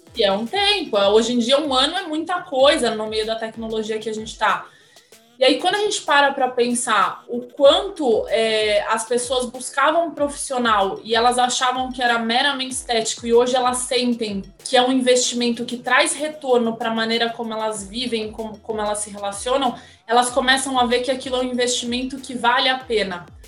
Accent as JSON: {"language": "Portuguese", "town": "Santos", "region": "São Paulo", "country": "Brazil", "tie": "born or raised there", "moved": "yes", "said": "Eu nasci em Santos, amo o litoral"}